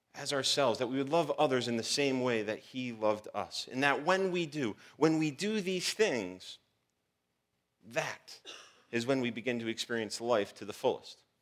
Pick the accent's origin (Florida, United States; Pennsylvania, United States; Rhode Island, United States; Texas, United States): Rhode Island, United States; Providence; I was born on March twenty-second, nineteen eighty-four, Providence, Rhode Island